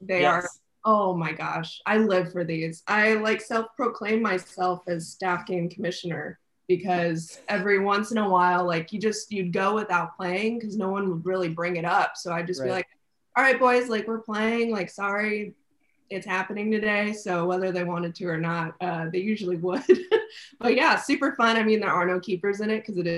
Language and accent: English; Orange County, California, United States; also born or lived in Inland Empire, California / Corona, California; I grew up in Orange County